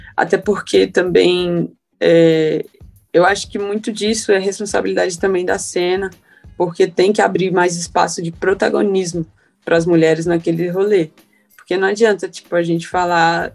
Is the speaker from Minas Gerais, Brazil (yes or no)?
no; Carapicuíba, São Paulo, Brazil; eu sou de Carapicuíba desde, a, desde que eu me entendo por gente